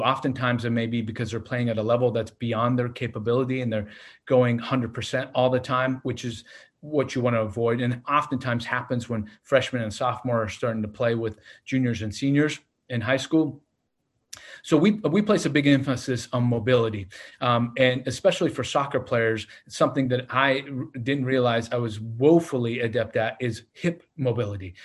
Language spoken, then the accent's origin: English; Portland, Oregon, United States; moved away as an adult; now in Laurel, United States; I grew up in Portland